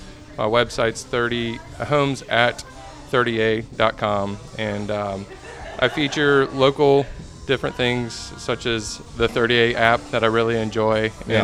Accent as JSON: {"language": "English", "town": "Chattanooga", "region": "Tennessee", "country": "United States", "tie": "born or raised there", "also_born_or_lived": "Washington, D.C. / Nashville, Tennessee", "moved": "as an adult", "lives_now": "30A, Florida, United States", "said": "I grew up in Chattanooga, Tennessee, so I vacationed here all the time as a kid. And as my wife and I moved from D.C. to Nashville"}